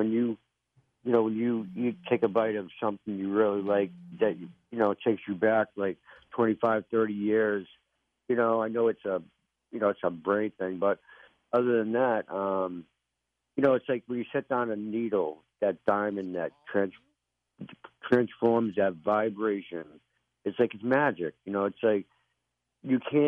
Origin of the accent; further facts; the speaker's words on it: Salem, New Hampshire, United States; I'm from Salem, New Hampshire. I grew up around here.